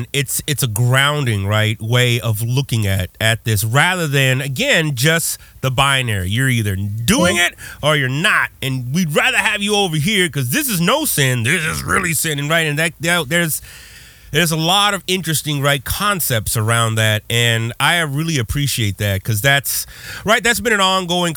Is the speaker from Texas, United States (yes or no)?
yes; Texas, United States; growing up in Texas